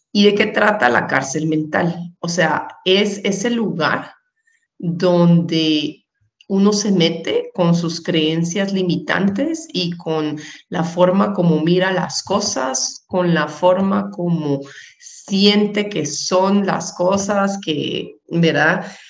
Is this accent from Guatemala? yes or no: yes; Guatemala; en Guatemala, que es donde vivo y de donde soy, eh, donde nací, y he vivido la mayor parte de mi vida